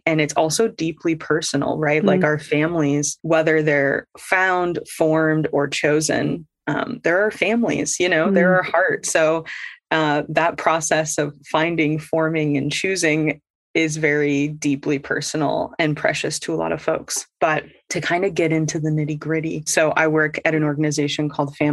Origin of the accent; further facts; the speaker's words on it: Midwest, United States; now in East Coast, United States; born and raised in the Midwest